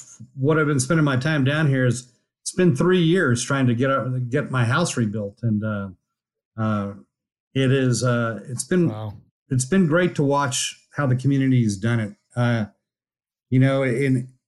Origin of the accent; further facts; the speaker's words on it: El Paso, Texas, United States; moved away as an adult; also born or lived in Houston, Texas / Austin, Texas / Rockport, Texas; I grew up in El Paso, Texas, which is, you know, a long way from the oil patch